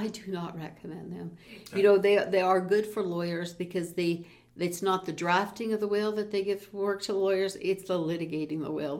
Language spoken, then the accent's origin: English; Peace River, Alberta, Canada; moved away; also born or lived in Calgary; a good dear friend of mine growing up in Peace River together, and then we were both in Calgary